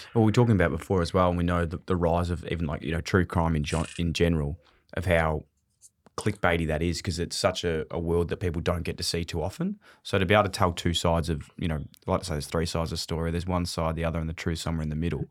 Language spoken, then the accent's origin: English; Melbourne, Victoria, Australia; also born or lived in Ballarat; I grew up in Fitzroy